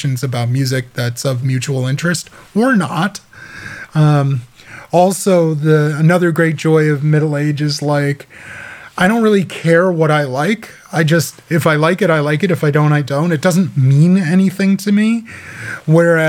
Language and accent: English; Midwest, United States; I grew up in the Midwest.